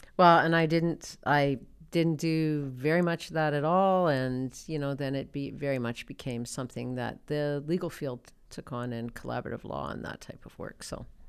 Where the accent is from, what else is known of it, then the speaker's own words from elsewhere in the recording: Lloydminster, Saskatchewan, Canada; I was from Lloydminster